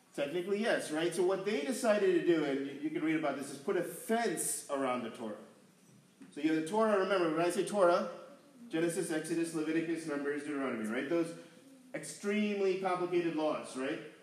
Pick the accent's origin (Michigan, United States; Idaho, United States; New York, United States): New York, United States; growing up in New York